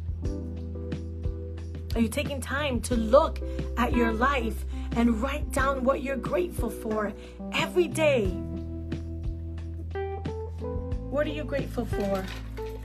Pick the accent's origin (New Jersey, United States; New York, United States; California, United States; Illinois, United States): New York, United States; New York City; I'm a New Yorker